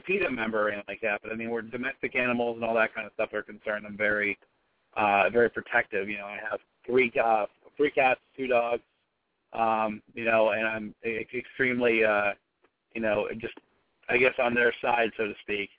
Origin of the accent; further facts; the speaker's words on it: Pittsburgh, Pennsylvania, United States; we're all from there